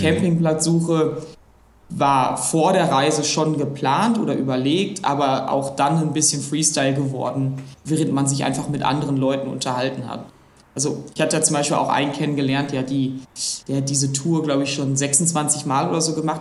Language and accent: German; Essen, North Rhine-Westphalia, Germany; ich bin gebürtiger Essener und lebe auch immer noch in Essen